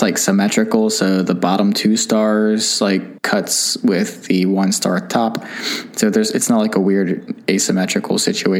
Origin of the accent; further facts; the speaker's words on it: Kentucky, United States; moved away as an adult; now in Seattle, United States; We're from Kentucky